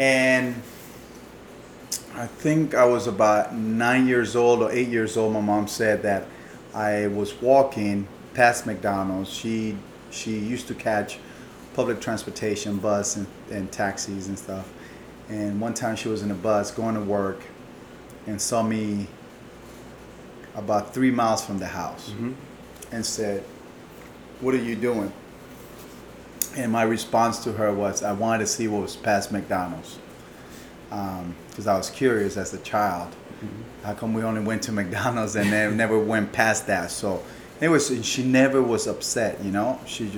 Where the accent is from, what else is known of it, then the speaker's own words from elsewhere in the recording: Panama; moved away; I was born in Panama